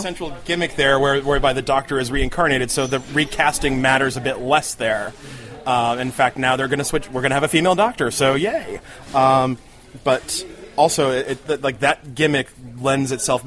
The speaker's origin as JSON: {"language": "English", "region": "New Jersey", "country": "United States", "tie": "born or raised there", "said": "I grew up in Jersey"}